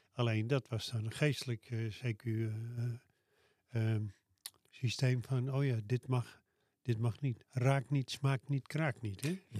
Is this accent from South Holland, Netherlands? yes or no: no; Loenen aan de Vecht, Utrecht, Netherlands; de buurt van Loen aan de Vecht, waar ik vandaan kom.